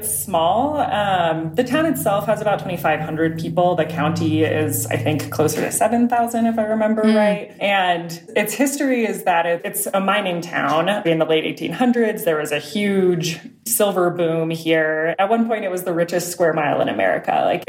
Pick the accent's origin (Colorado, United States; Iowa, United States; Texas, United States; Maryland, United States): Colorado, United States; also born or lived in Oakland, California; now in Leadville, United States; And I'm from Colorado originally and grew up playing in the mountains.